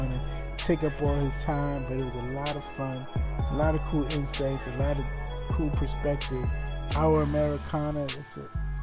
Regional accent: New York City, New York, United States; I'm born and raised in New York City

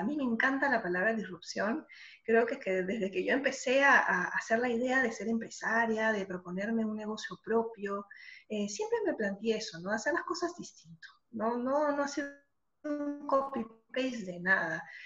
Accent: Lima, Peru; moved away as an adult; now in Madrid, Spain; cuando voy para Lima voy a la casa de mis padres, que es donde siempre he vivido estando allá en La Molina

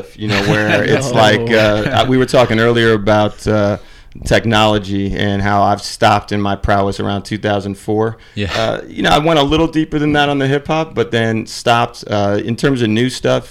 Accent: Spring Valley, New York, United States; now in Los Angeles, United States; Grew up mainly in Rockland County, so Spring Valley, New

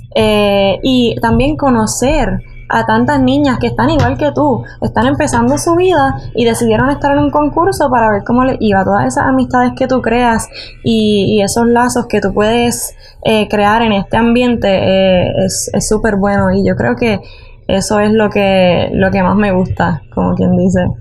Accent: San Juan, Puerto Rico; Yo tengo 19 años y nací en San Juan

